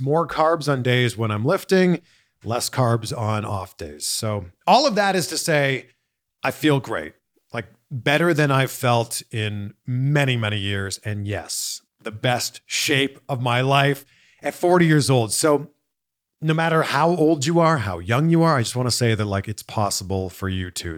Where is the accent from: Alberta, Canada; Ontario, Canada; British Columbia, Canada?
Ontario, Canada; Toronto; now in Los Angeles, United States; moved here from somewhere else, like myself, you know, I'm originally from Toronto